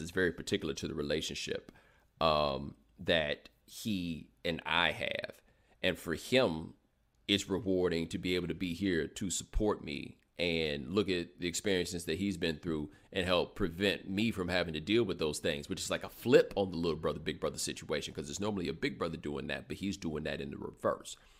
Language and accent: English; Houston, Texas, United States; also born or lived in Atlanta, Georgia; I grew up in Houston, but I am a native of Atlanta